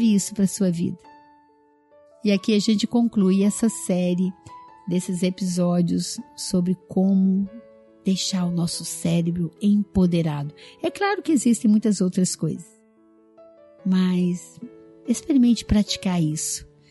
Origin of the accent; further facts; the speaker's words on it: Minas Gerais, Brazil; Eu sou mineira